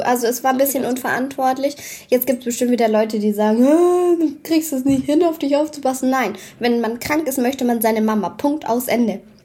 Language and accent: German; Swabia, Germany; Außerdem bin ich doch Schwabe